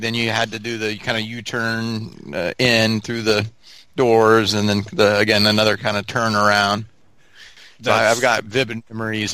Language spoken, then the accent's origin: English; Montgomery, Alabama, United States; also born or lived in Auburn, Alabama; I grew up in Montgomery, Alabama